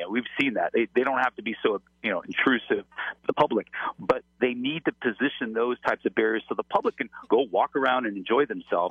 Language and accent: English; Los Angeles, California, United States; I'm from Los Angeles